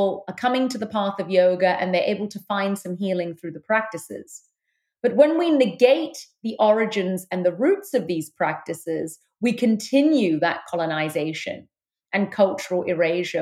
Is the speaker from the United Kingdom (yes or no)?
yes; London, United Kingdom; moved away; I was born in London, the United Kingdom. I've lived in four countries, but that's where I've spent the vast part of my life. I'm of Sri Lankan Tamil heritage.